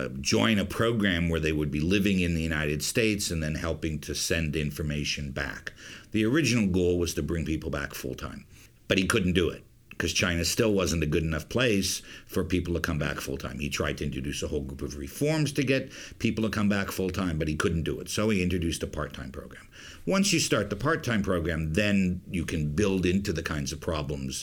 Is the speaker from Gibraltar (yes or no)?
no; Canada; moved away; I'm Canadian, right? And I'm a Canadian